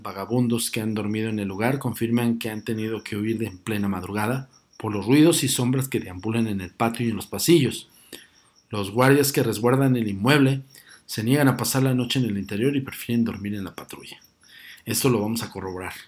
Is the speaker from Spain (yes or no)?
no; Mexico City, Mexico; los que somos eh, oriundos de la Ciudad de México